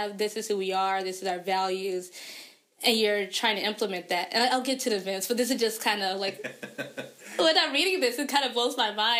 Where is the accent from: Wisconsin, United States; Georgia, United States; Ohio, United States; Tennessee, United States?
Georgia, United States; Atlanta; now in Detroit, United States; before I came to Detroit, because I'm from Atlanta.